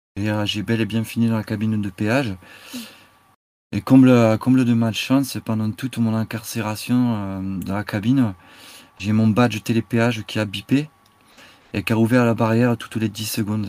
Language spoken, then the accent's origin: French; Basque Country, Nouvelle-Aquitaine, France; je suis du Pays Basque, vous voyez, je suis basque